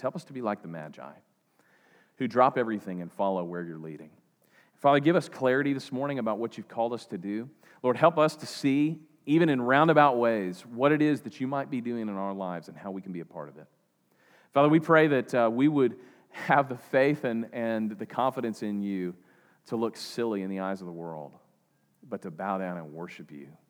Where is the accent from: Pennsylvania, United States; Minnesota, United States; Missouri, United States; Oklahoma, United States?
Oklahoma, United States; eastern; I'm from eastern Oklahoma.